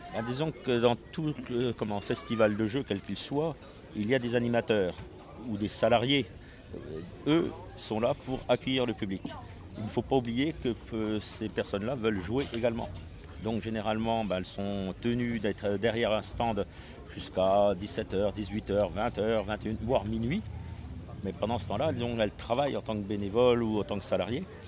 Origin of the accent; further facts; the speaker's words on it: Strasbourg, Grand Est, France; je suis de Strasbourg